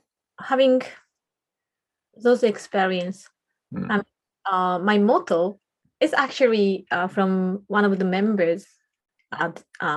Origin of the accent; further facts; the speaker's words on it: Japan; first language Japanese; English is a second language; So Japanese is my mother tongue, and I think it's quite different.